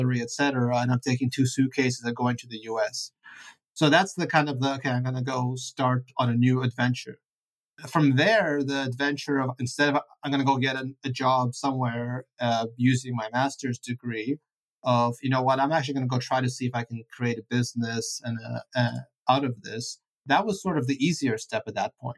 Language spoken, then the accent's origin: English; Vancouver, British Columbia, Canada; English is a second language; moved away as an adult; also born or lived in Ukraine / Italy / Pittsburgh, United States; I grew up in Vancouver. I went to school there.